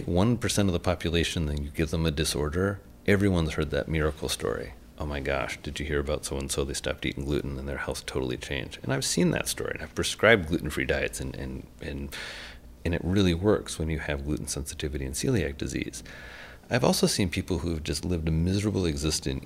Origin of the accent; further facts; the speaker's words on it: Indiana, United States; I'm from Indiana